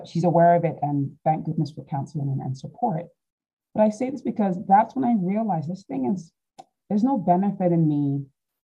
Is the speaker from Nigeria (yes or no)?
yes; Nigeria; now in United Kingdom; being Nigerian, we have lots of family